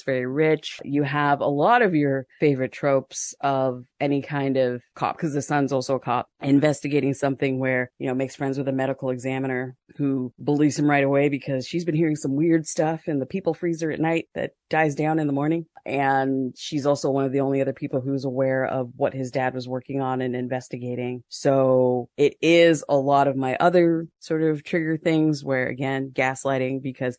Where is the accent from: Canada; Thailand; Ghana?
Canada; We're Canadian. Yeah.